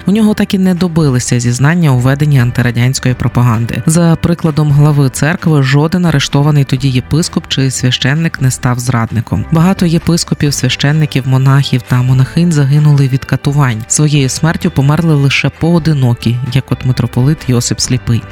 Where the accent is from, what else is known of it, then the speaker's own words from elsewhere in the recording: Ukraine; Підпільно хрестили мене та мого брата, але уже мій син та діти моїх братів хрещені у незалежній Україні відкрито і без ризику.